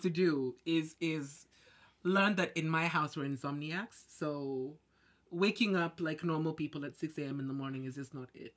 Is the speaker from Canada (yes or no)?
no; Kenya; moved away as an adult; now in Beijing, China; I'm Kenyan. I've been here for about five years.